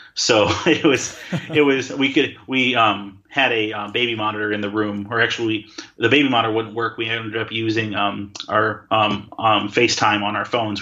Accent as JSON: {"language": "English", "region": "Wisconsin", "country": "United States", "moved": "yes", "said": "I'm from Wisconsin, the land of cheese"}